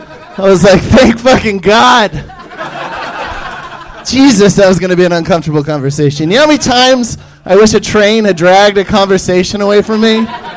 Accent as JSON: {"language": "English", "town": "Atlanta", "region": "Georgia", "country": "United States", "lives_now": "Los Angeles, United States", "said": "I moved from Atlanta to Oakland, L.A."}